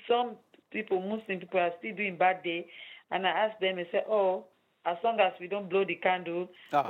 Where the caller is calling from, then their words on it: London, United Kingdom; calling from London.